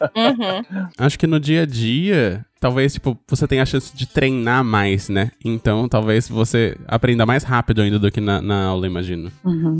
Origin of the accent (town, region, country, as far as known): Brazil